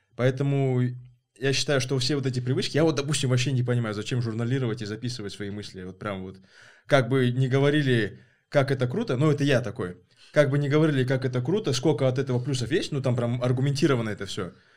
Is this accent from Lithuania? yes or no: no; Kazakhstan